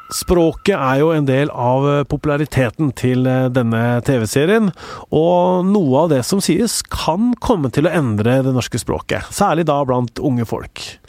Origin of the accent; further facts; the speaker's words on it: Oslo, Norway; jeg er fra Stovner.